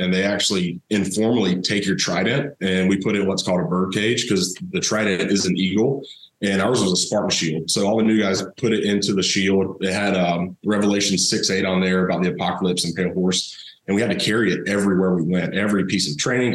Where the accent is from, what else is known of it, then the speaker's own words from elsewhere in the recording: Thomasville, Georgia, United States; I grew up down in South Georgia, uh, Thomasville, home of Charlie Ward